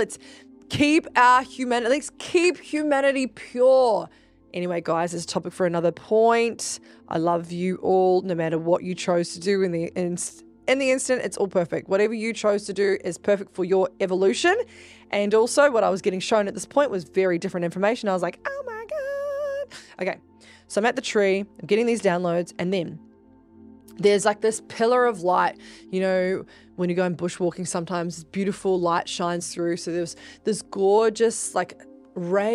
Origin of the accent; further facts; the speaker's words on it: New Zealand; I'm actually from New Zealand, and I am from a tribe called Ngā Tahu